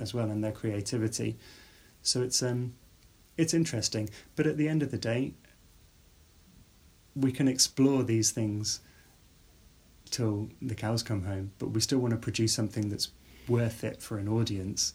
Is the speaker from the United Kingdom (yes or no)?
yes; outside Birmingham, West Midlands, United Kingdom; I grew up outside Birmingham.